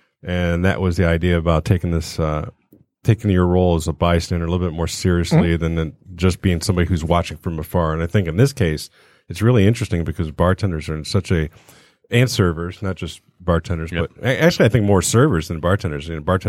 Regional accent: South Australia, Australia; growing up in the South Australia.

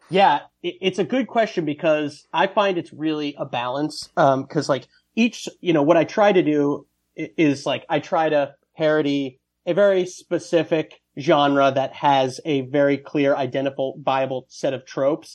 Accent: Westchester County, New York, United States; also born or lived in Ohio; now in New York City, United States; I grew up in Westchester County

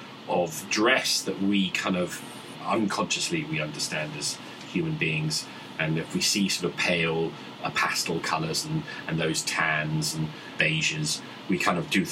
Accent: United Kingdom

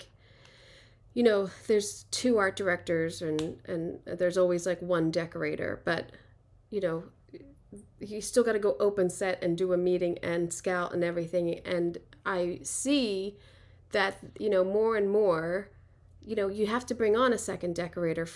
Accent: Philadelphia, Pennsylvania, United States; I'm from Philly.

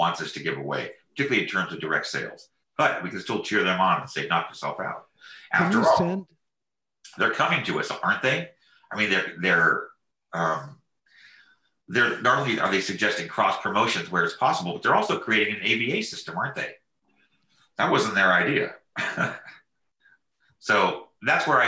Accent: Marin County, California, United States; I grew up in Marin County in Nevada

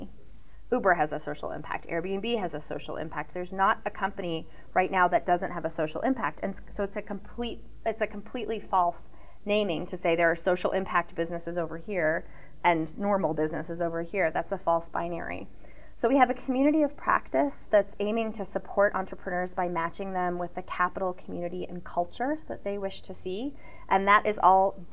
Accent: Pacific Northwest, United States; also born or lived in Portland, Oregon; I'm from the Pacific Northwest. I live in Portland, Oregon

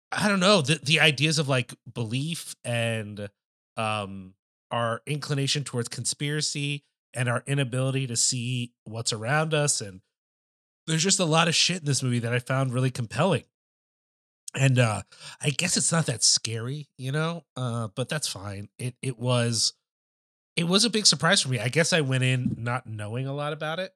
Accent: United States; as an American person

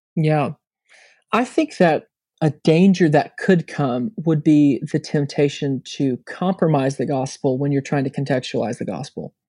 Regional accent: United States; moved away

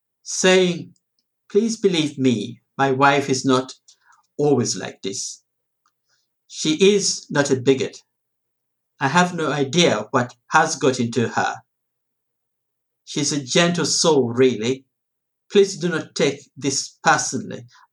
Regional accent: Uganda; born there; And I am originally from Uganda, well, sort of, born in Uganda anyway.

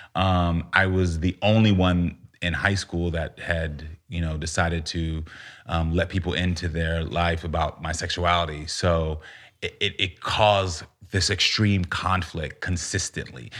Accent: United States; also born or lived in Texas / Florida; growing up in Texas and Florida had its moments

